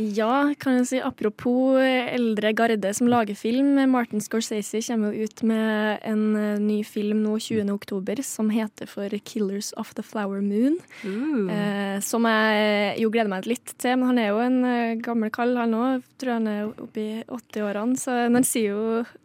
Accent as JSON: {"language": "Norwegian", "region": "Trøndelag", "country": "Norway", "said": "Ørlandet er nabokommunen min."}